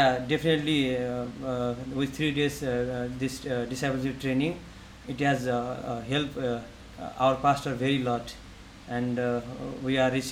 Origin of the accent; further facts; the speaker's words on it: western Nepal, Nepal; also born or lived in Kathmandu; go to my hometown and to go to the western Nepal